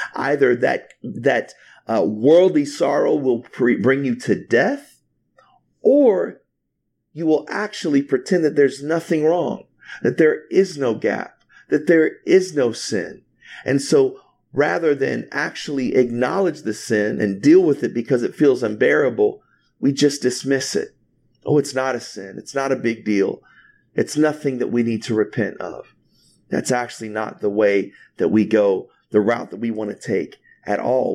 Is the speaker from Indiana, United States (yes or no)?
yes; Indianapolis, Indiana, United States; moved away as an adult; my wife and I moved to Indianapolis, Indiana about six years ago to plant City of Lights Church